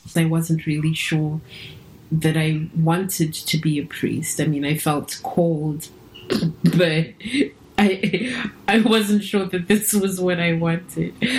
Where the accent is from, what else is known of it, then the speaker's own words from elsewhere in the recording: South Africa; also born or lived in Cape Town; now in Amstelveen, Netherlands; I self-identify first as as being South African